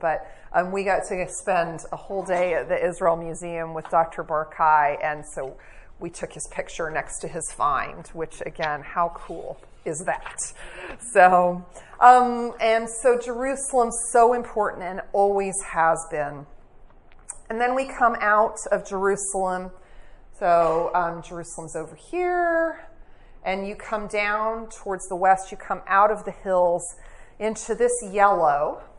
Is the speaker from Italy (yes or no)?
no; England, United Kingdom; I grew up in England